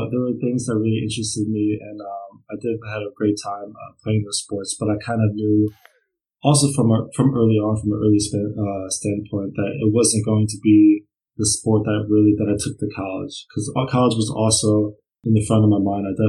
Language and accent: English; Brunswick, Maryland, United States; moved away as an adult; now in Germany; Yeah, so I come from Brunswick, Maryland. That's kind of where I grew up